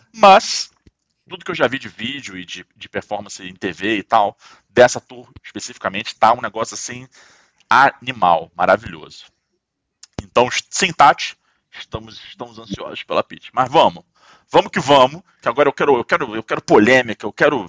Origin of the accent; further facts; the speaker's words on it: Rio de Janeiro, Brazil; eu tô aqui falando como um bom carioca